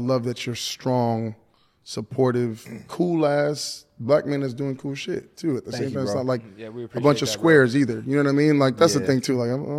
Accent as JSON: {"language": "English", "region": "the South", "country": "United States", "tie": "born or raised there", "said": "Again, I grew up in the South where it's like kind of unacceptable."}